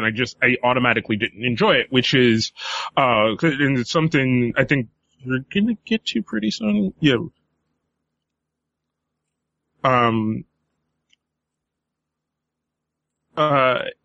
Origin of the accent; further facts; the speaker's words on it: United States; we as American fans